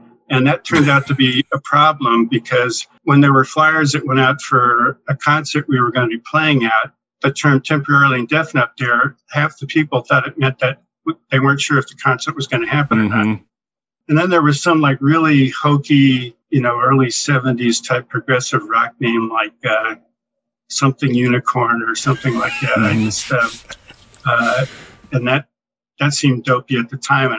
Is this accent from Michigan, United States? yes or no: no; San Leandro, California, United States; also born or lived in Oakland, California / Hawaii; I was born in Oak Knoll Naval Hospital in Oakland and was raised pretty much in the town right next door, San Leandro, for most of my life